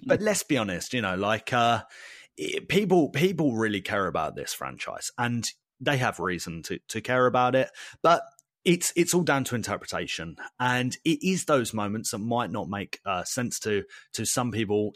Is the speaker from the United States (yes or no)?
no; United Kingdom; we're British